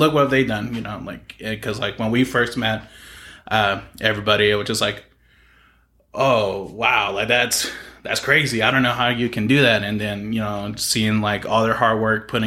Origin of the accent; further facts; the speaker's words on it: Mustang, Oklahoma, United States; I would say I grew up here in Oklahoma City area. I'm a Mustang graduate.